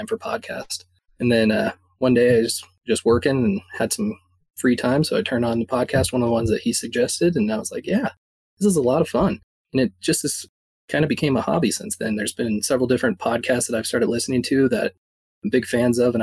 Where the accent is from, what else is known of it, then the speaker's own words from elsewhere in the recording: Fort Collins, Colorado, United States; I'm from Fort Collins, Colorado, so most people don't know where that is, but it's about 60 miles north of Denver